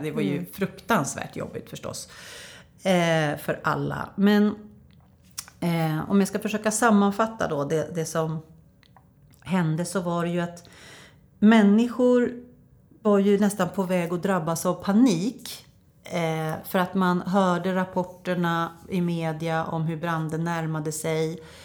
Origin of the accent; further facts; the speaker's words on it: Norberg, Västmanland, Sweden; jag är från Norberg